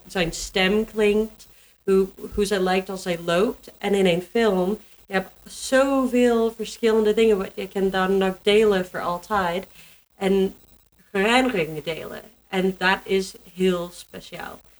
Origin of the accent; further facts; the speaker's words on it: Canada; Dutch is a second language; moved away as an adult; also born or lived in Germany; now in Netherlands; ik kom uit Canada